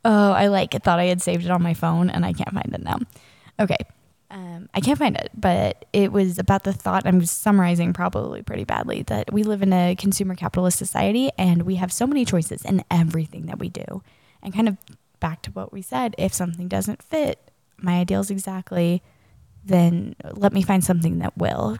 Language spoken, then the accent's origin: English; Charlotte, North Carolina, United States; I grew up in Charlotte, North Carolina